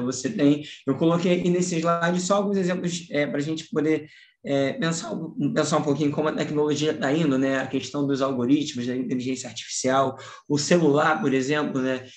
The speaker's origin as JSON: {"language": "Portuguese", "region": "Rio de Janeiro", "country": "Brazil", "said": "Eu sou do Rio de Janeiro"}